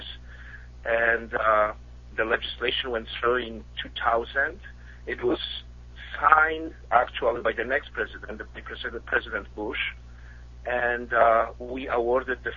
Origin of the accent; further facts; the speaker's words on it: Poland; English is a second language; also born or lived in Midwest, United States; now in United States; I'm originally from Poland, as you can probably tell with my accent.